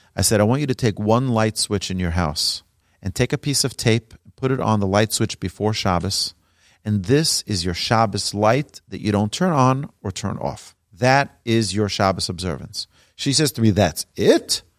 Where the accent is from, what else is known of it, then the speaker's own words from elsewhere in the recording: New York City, New York, United States; I grew up in Brooklyn, New York